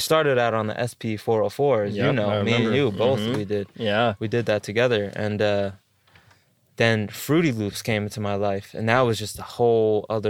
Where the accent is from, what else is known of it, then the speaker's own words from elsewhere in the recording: East Coast, United States; because I'm from the East Coast.